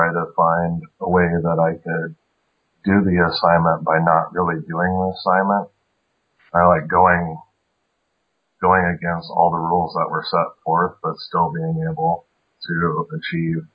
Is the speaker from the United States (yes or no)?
yes; South Dakota, United States; also born or lived in Seattle; I moved back from Seattle back to South Dakota. And I was living with my family